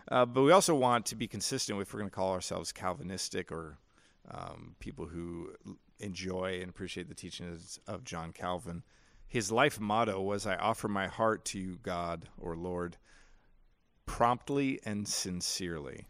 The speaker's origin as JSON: {"language": "English", "country": "United States", "said": "I'm an American."}